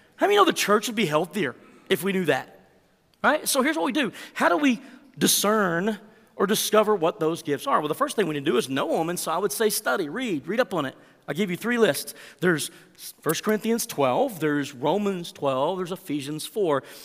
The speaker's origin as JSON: {"language": "English", "region": "Texas", "country": "United States", "accent": "Texan", "said": "I speak Texan and a little bit of Spanish"}